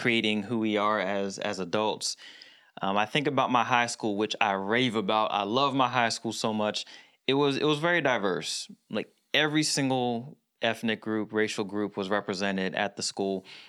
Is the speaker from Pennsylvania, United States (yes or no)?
yes; Philadelphia, Pennsylvania, United States; so I was born in Philadelphia. I went to school in the suburbs. So I, I was born in the area of Philly where it was all black